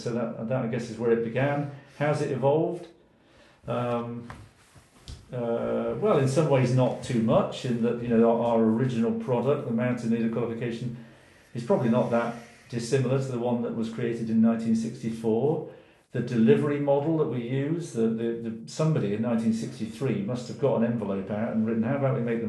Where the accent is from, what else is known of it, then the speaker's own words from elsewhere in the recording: England, United Kingdom; born there; also born or lived in Wales; I'm English by birth. Mm-hmm. I have lived more of my life in Wales than in England.